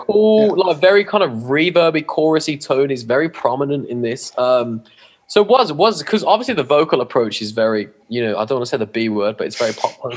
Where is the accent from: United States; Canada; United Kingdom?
United Kingdom; England; we're English